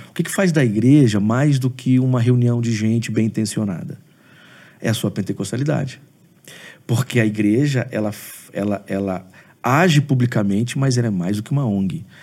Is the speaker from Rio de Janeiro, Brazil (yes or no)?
no; Aracruz, Espírito Santo, Brazil; now in Vitória, Brazil; Eu sou de uma cidade do Espírito Santo, sou de Aracruz.